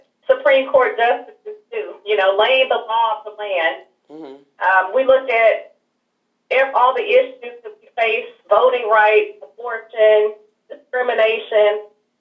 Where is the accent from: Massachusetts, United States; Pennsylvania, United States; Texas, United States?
Texas, United States; Houston; I'm originally from Houston, Texas. And ironically, I actually grew up not far from your radio station